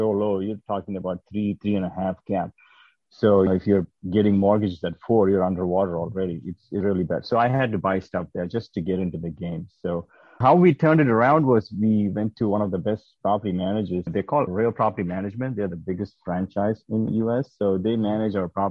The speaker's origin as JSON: {"language": "English", "region": "South India", "country": "India", "moved": "as an adult", "lives_now": "United States", "said": "I'm originally from South India. I came to the U.S. as an immigrant in 2008, and I did my master's in mechanical engineering"}